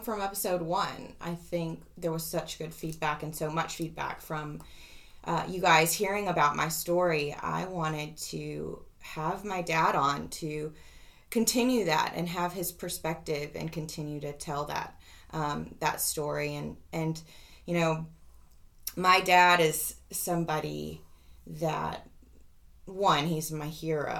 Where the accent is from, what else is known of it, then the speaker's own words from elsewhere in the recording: Tuscaloosa, Alabama, United States; moved away as an adult; I am back in Tuscaloosa today. I drove back last night to my hometown where I grew up